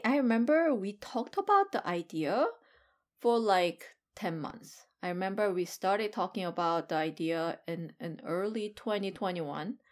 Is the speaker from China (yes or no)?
no; South Korea; now in United States; I am hundred percent Korean.